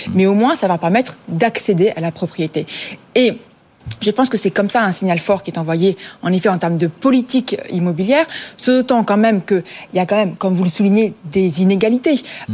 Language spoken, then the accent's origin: French; France; je vais parler en tant que Française